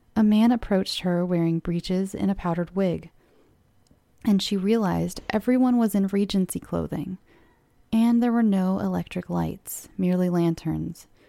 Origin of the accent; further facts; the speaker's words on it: California, United States; I'm from California. And as a California child